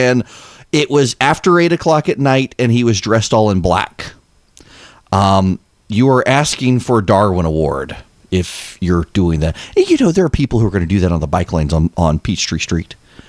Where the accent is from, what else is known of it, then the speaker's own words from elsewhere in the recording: Dubai, United Arab Emirates; So when I was growing up overseas, growing up in Dubai, we had to have sex ed class in 8th and 9th grade.